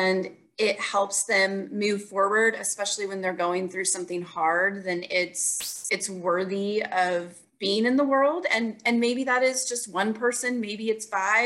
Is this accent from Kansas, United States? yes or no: yes; Manhattan, Kansas, United States; now in Lee's Summit, United States; Originally, I'm actually from Manhattan, Kansas.